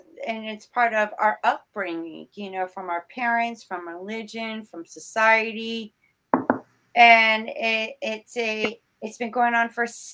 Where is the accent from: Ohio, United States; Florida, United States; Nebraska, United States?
Florida, United States; I grew up in Florida. I'm a Floridian.